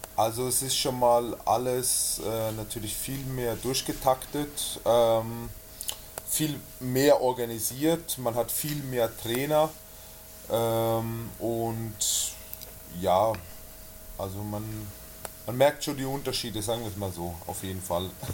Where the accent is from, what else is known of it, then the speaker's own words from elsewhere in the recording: Switzerland; moved away as an adult; also born or lived in Schwäbisch Hall; now in Nuremberg, Germany; Ich komme ursprünglich aus der Schweiz, bin vor ungefähr, ja, sind jetzt sieben Jahre, acht, knapp acht Jahre, bin ich aus der Schweiz hergekommen